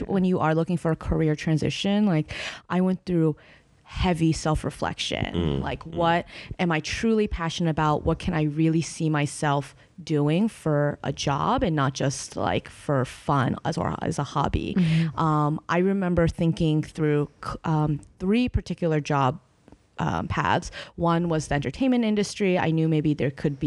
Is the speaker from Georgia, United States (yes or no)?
no; Boston, Massachusetts, United States; also born or lived in China; I grew up in Boston